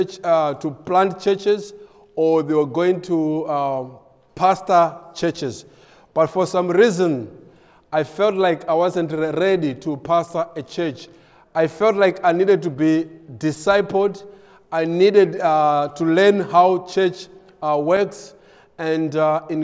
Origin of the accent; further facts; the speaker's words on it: South Africa; moved away as an adult; now in Malawi; Vanessa and I were both born in Malawi, but we grew up in South Africa